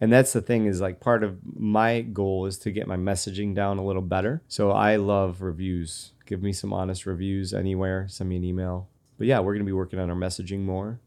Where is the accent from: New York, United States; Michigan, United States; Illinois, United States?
New York, United States; Rochester; I'm from Rochester